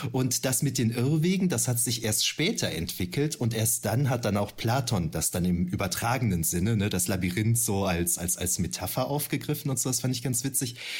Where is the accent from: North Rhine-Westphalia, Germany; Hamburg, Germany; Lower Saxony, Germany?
North Rhine-Westphalia, Germany; Düren; ich komme ja ursprünglich aus Düren, in der äh, Gegend von Düren